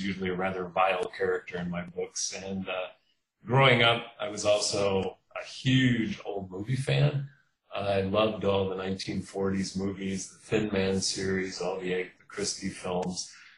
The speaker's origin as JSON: {"language": "English", "town": "Kenosha", "region": "Wisconsin", "country": "United States", "tie": "born or raised there", "lives_now": "Milwaukee, United States", "said": "I grew up in Kenosha, Wisconsin, which is the southeast corner of the state."}